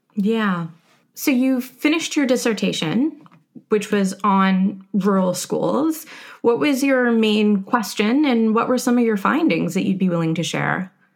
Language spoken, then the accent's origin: English; Canada; moved away as an adult; now in United States; I'm a Canadian coming to America